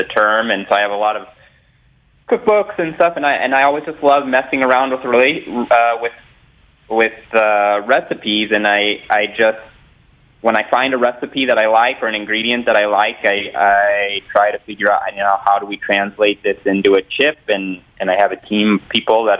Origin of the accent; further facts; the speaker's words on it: Southern California, United States; growing up in Southern California where, you know, almost every surf and skateboard company was based